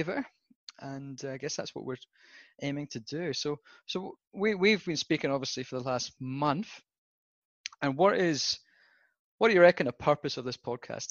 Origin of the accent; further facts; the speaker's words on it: Southwest Scotland, United Kingdom; moved away as an adult; also born or lived in Western Australia / Victoria; now in Australia; I was born in Scotland, Southwest Scotland, otherwise known as God's Country